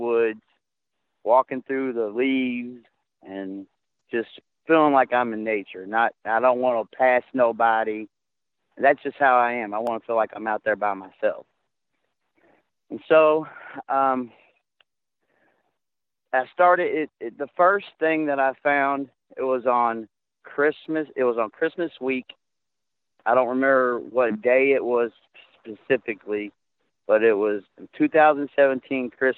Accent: Kentucky, United States; Actually, I'm from Kentucky.

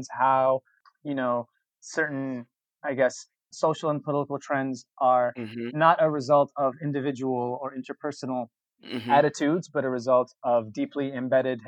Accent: New York City, New York, United States; I was born and raised in Brooklyn, been, you know, a lifelong New Yorker my whole life

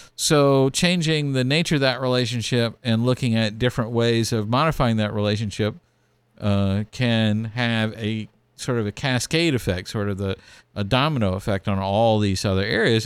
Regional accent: Texas, United States; growing up in Texas

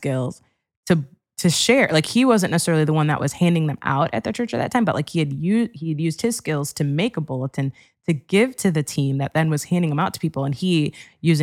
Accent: Wheaton, Illinois, United States; moved away as an adult; also born or lived in Ohio / Cincinnati, Ohio; I grew up in Wheaton, Illinois

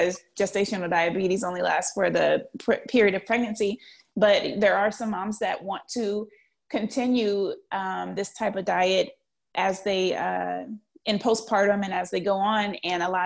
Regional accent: New Orleans, Louisiana, United States; I'm from New Orleans, and the number one staple in New Orleans is red beans and rice

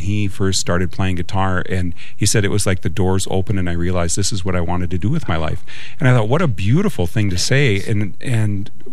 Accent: Naytahwaush, Minnesota, United States; I'm originally from a little town called Nadewash, which is right in the heart of the White Earth Reservation

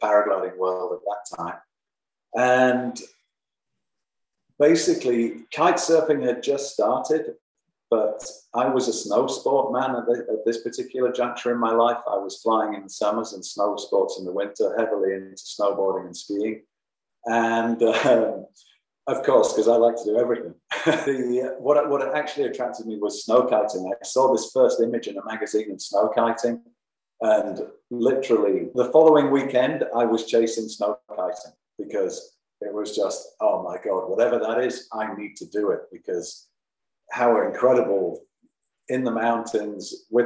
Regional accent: Leeds, Yorkshire and the Humber, United Kingdom; moved away as an adult; also born or lived in Germany / France / United States / Spain; now in Raglan, New Zealand; I'm an Englishman and I came from Yorkshire, a place called Leeds

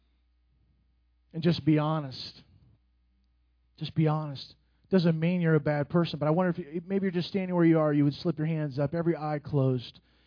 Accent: Indianapolis, Indiana, United States; I'm from Indianapolis

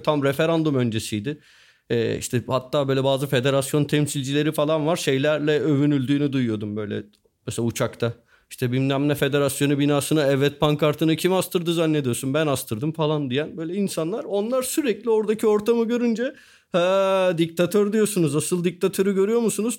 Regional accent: Turkey; biz Türk'üz ve Müslüman'ız

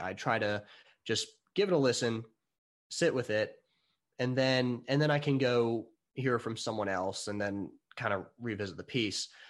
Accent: United States; I'm American

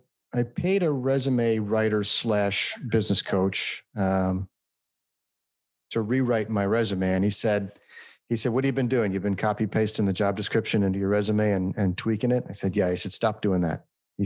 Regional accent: California, United States; now in Phoenix, United States; We're from California.

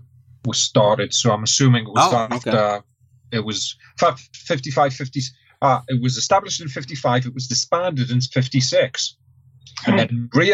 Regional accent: United Kingdom; we as British

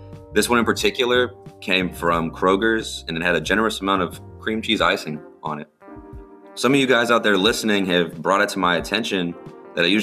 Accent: Angleton, Texas, United States; I grew up down here in Angleton

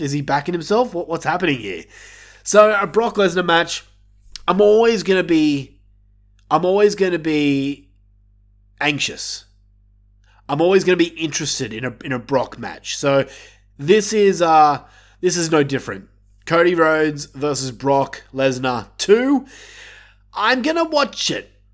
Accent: Australia; I'm Australian

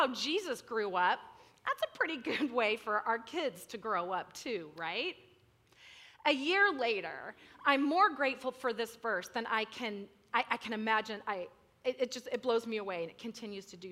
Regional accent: Central California, United States; I'm from Central California. We get less than 10 inches of rain a year.

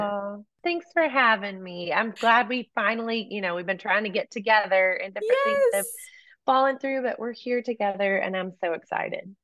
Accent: East Texas, United States; moved away as an adult; growing up in East Texas

